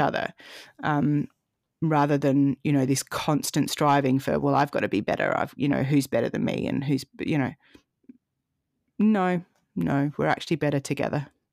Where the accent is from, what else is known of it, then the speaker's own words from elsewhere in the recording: Adelaide, South Australia, Australia; moved away as an adult; also born or lived in Canberra; I moved back from Canberra to Adelaide last year, and Adelaide is where I grew up